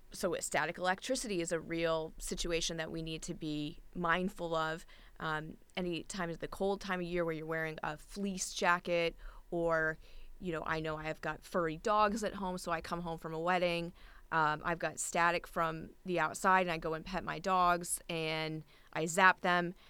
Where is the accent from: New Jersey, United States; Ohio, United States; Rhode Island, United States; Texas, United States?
Rhode Island, United States; Newport; I've been a wedding and portrait photographer in my hometown of Newport, Rhode Island